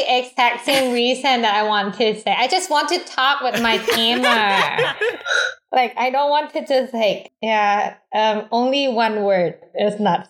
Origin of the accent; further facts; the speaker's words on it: Thailand; moved away as an adult; I'm from Thailand, studying master degree at Academy of Art.